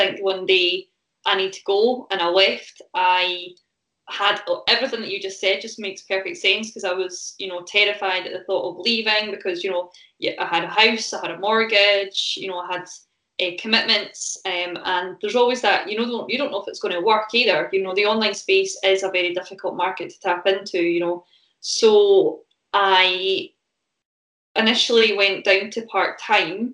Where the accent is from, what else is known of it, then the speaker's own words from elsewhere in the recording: Falkirk, Scotland, United Kingdom; now in Stirling, United Kingdom; I live in Stirling now, but I come from all the far away of Falkirk, which is like 20 minutes up the road